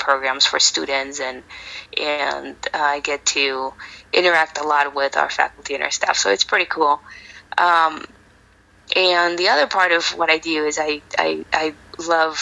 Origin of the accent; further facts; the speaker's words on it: Mexico; also born or lived in El Paso, Texas; now in San Antonio, United States; I am originally from Mexico.